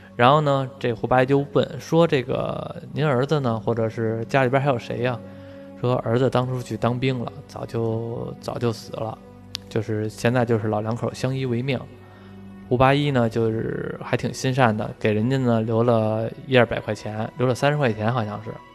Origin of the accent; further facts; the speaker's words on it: Beijing, China; 咱们北京这边吃的就是煮的水饺